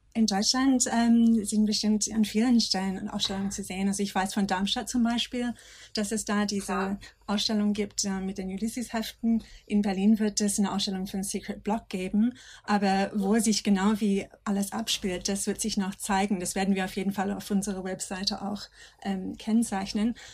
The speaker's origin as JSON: {"language": "German", "country": "Australia", "second_language": "German", "moved": "as an adult", "lives_now": "Germany", "said": "ich komme aus Australien"}